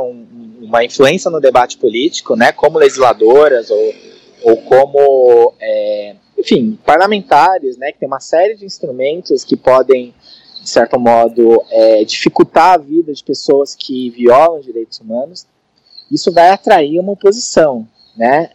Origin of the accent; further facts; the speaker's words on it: São Paulo, Brazil; eu sou de São Paulo, né? Da São Paulo capital